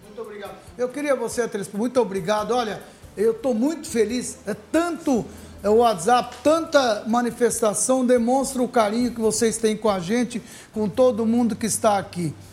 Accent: Ribeirão Preto, São Paulo, Brazil; Somos de Ribeirão

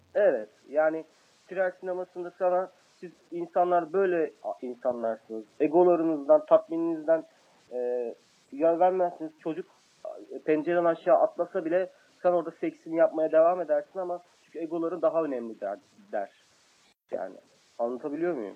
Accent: Kayseri Province, Turkey; Ben Kayseriyeliyim

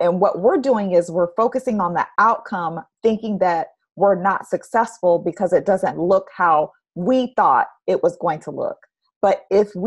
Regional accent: Orlando, Florida, United States; moved away; also born or lived in Houston; I grew up in Orlando

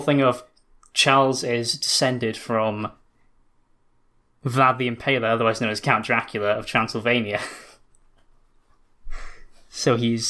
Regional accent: United Kingdom; I'm from the United Kingdom, the greatest kingdom on earth.

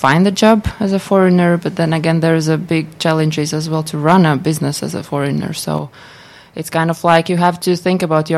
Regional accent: Latvia; moved away as an adult; now in Tampere, Finland; I'm not local. I'm from Latvia originally

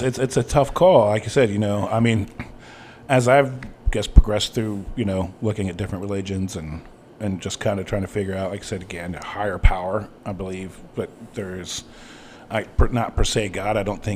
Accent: Ohio, United States; I grew up in Farmtown, Ohio, where it was very much of, you know, Christian oriented community

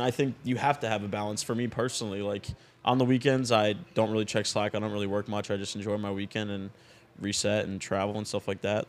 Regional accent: Florida, United States; my hometown friends that I grew up

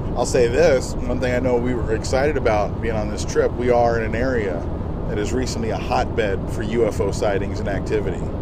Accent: United States; We are from the United States of America

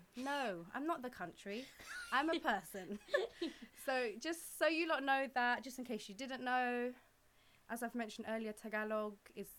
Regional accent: London, United Kingdom; we're born in London?

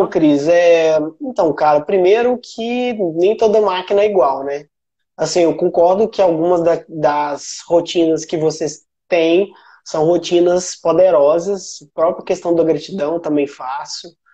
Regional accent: Sete Lagoas, Minas Gerais, Brazil; also born or lived in São Paulo / Viçosa; eu sou mineiro, eu sou mineiro de Sete Lagoas

